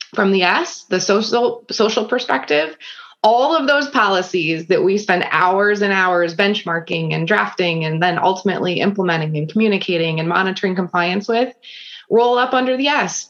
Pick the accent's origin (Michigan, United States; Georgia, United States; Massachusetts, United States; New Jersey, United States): Michigan, United States; Grosse Pointe; also born or lived in Granville, Ohio; now in Cleveland, United States; I grew up in Grosse Pointe, Michigan, which is a suburb of Detroit